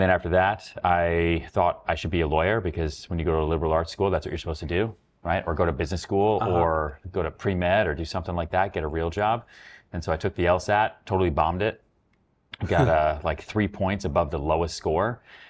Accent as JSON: {"language": "English", "area": "outside Boston", "region": "Massachusetts", "country": "United States", "tie": "born or raised there", "also_born_or_lived": "Houston, Texas / Long Island, New York / upstate New York", "moved": "as an adult", "lives_now": "New York City, United States", "said": "I grew up a little bit in Long Island, and then basically grew up outside Boston."}